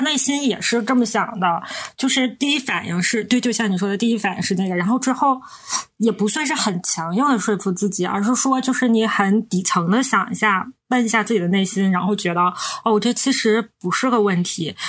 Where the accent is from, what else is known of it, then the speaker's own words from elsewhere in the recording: Northeast China, China; 我们是三个来自东北的ladies